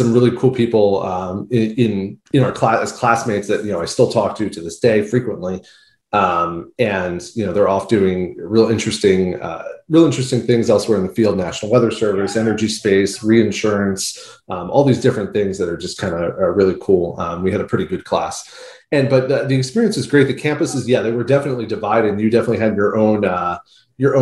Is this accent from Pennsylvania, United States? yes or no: no; Somers Point, New Jersey, United States; moved away as an adult; also born or lived in Syracuse, New York; now in Houston, United States; growing up in South Jersey